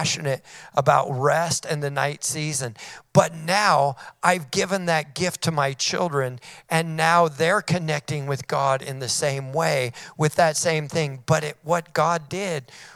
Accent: Weaverville, California, United States; now in Redding, United States; I grew up in Weaverville, California

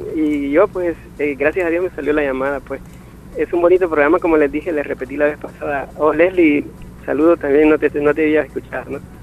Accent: San Bartolomé Perulapía, Cuscatlán, El Salvador; moved away as an adult; also born or lived in San Salvador; now in Yucuaiquín, El Salvador; yo soy de Cuscatlán, del departamento de Cuscatlán, ah, oh. de San Bartolomé, Perulapía

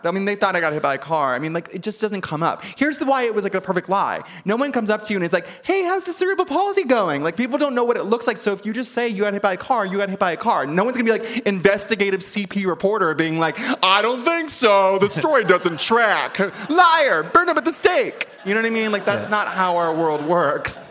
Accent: Ventura, California, United States; I'm from Ventura.

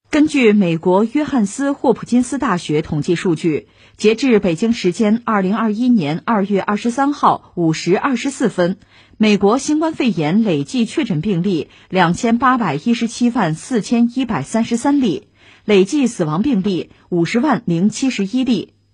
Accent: China; 作为一个中国人

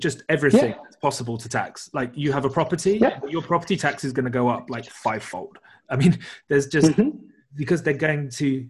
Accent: United Kingdom; I'm British

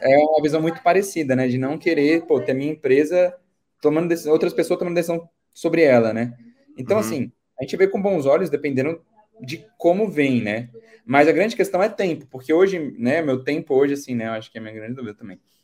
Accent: Brasília, Federal District, Brazil; Sou de Brasília, Distrito Federal

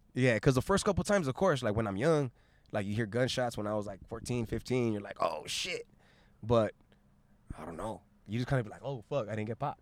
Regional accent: Long Beach, California, United States; also born or lived in South Gate, California / Los Angeles, California; I was born in Long, in Long Beach, went to Southgate for the first seven years of my life

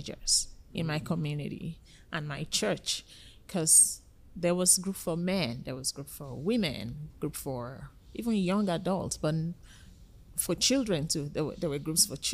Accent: Nigeria; moved away as an adult; now in Canada; I'm originally from Nigeria

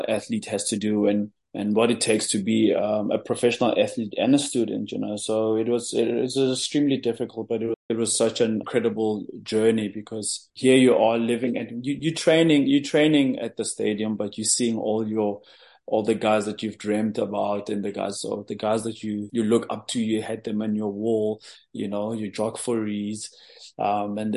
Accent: Johannesburg, Gauteng, South Africa; I'm a guy from Alexander Township in Joburg. I grew up there

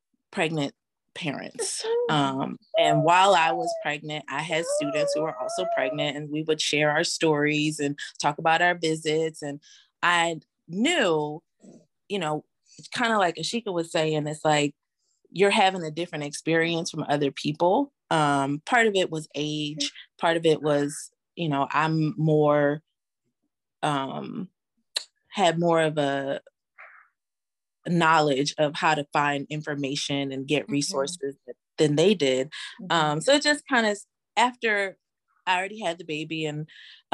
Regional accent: Philadelphia, Pennsylvania, United States; moved away as an adult; now in New Orleans, United States; I am originally from Philadelphia. I am currently living in New Orleans.

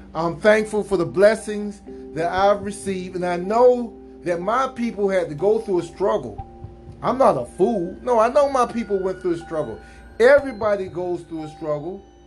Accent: United States; as an American

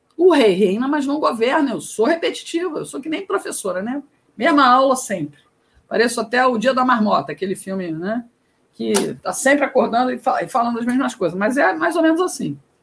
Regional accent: Rio de Janeiro, Brazil; moved away as an adult; now in Ceará, Brazil; apesar de morar no Ceará desde 2002, eu sou carioca, fui repórter por 20 anos no Rio de Janeiro

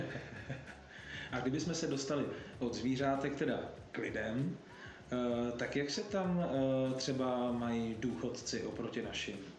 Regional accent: Czechia; u nás v Čechách

